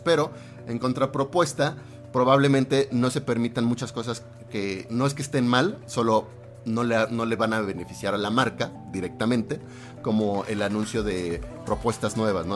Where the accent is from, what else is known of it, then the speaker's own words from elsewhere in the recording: Mexico; Casi no como picante. Soy muy antimexicano en ese sentido